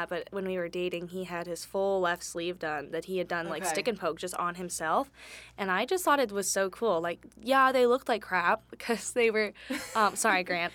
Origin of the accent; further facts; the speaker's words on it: California, United States; moved away as an adult; now in Lexington, United States; I'm from California